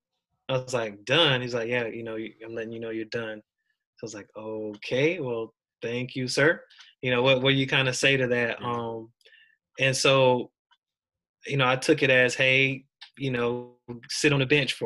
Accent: Deep South, United States; moved away as an adult; I grew up in the Deep South as well

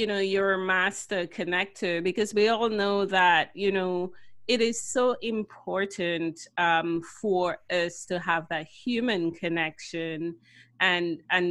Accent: Dominica; now in Canada; I myself am from Dominica and I've been living in Canada for 20 years

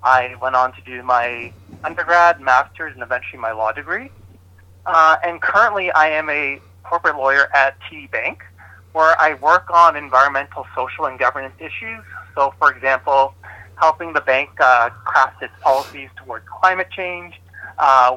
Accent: Toronto, Ontario, Canada; I was born and raised in Scarborough

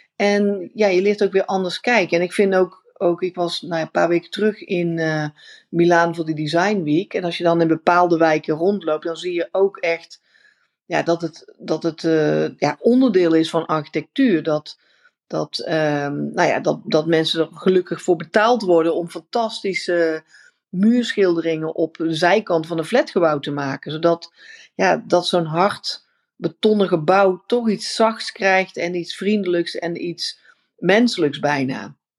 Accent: Netherlands; also born or lived in India; wij zijn natuurlijk super efficiënt als Nederlanders

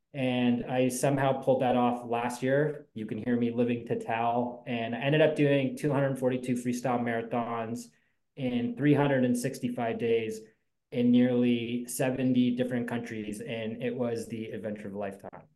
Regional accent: Ontario, Canada; we're from Ontario

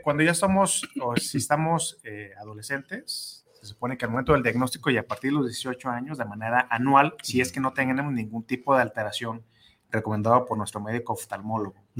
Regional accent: Mexico; nosotros como mexicanos

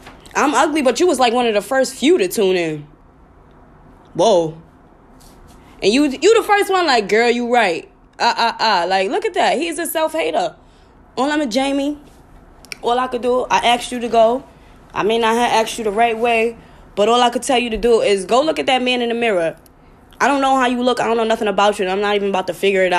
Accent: New York, United States; I'm from New York

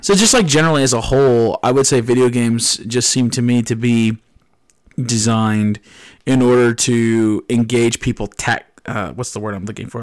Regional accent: New Jersey, United States; now in Tennessee, United States; I'm from New Jersey, uh, not born and raised here in Tennessee, and one of the very few things that I miss about, uh, my northeastern roots is the ocean

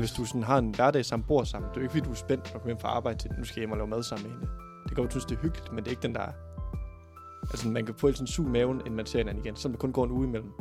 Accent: Thy, North Denmark Region, Denmark; now in Aarhus, Denmark; i Thy, der hvor jeg er fra

